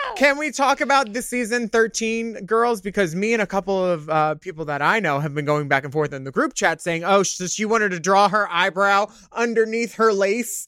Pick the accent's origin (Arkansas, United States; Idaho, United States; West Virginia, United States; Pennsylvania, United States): Pennsylvania, United States; Philadelphia; growing up in Philadelphia